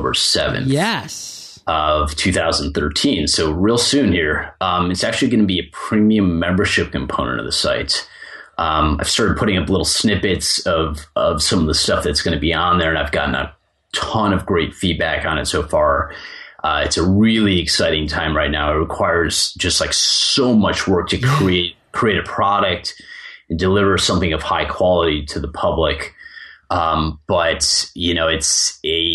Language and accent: English; Chicago, Illinois, United States; I grew up in Chicago